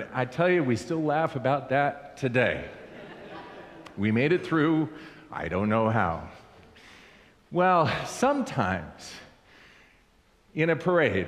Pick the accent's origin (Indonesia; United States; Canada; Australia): United States; Southern California; I grew up in Southern California